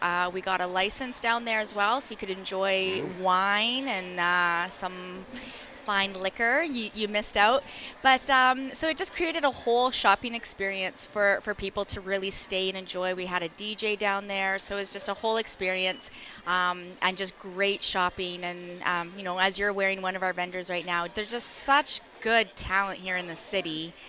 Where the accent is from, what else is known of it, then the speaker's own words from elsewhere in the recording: Kitchener, Ontario, Canada; Kitchener, Waterloo.